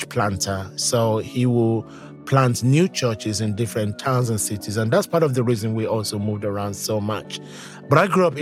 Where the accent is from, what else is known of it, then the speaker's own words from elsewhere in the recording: Nigeria; moved away as an adult; now in London, United Kingdom; the same church community that I grew up with in Nigeria